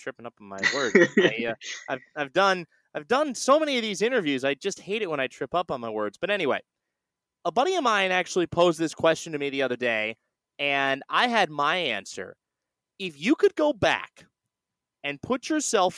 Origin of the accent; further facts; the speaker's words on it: Bay Area, California, United States; I'm from the Bay Area. I live in the city of San Francisco